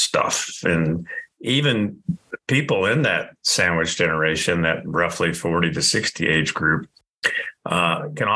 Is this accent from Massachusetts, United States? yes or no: no; Indiana, United States; now in Colorado, United States; I grew up in Indiana